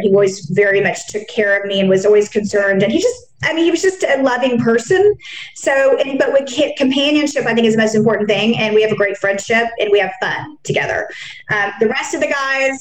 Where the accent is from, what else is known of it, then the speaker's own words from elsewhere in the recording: Dallas, Texas, United States; growing up in Texas and Dallas